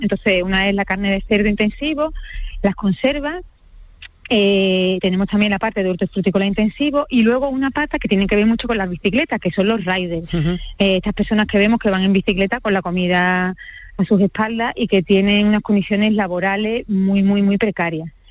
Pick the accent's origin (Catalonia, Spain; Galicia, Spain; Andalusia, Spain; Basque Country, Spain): Andalusia, Spain; northern Jaén; en mi pueblo que está en el norte de Jaén